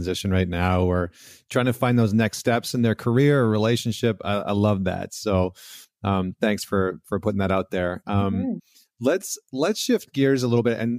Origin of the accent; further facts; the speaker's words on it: Alberta, Canada; I come from Alberta